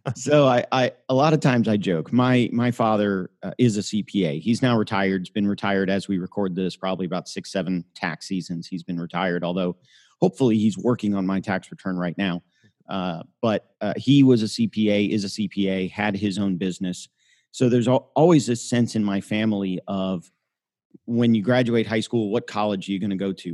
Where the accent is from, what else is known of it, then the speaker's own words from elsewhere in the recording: Miami, Florida, United States; also born or lived in Tampa, Florida / Birmingham, Alabama; I grew up in Miami